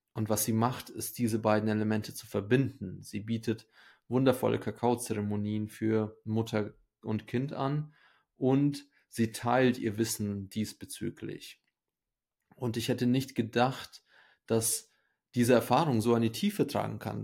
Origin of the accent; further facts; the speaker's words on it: Ukraine; moved away; Ich komme ja selber aus der Ukraine, bin da geboren